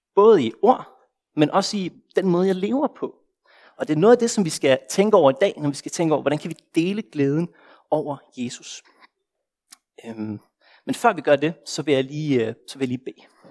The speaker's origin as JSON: {"language": "Danish", "country": "Denmark", "moved": "as an adult", "lives_now": "Copenhagen, Denmark"}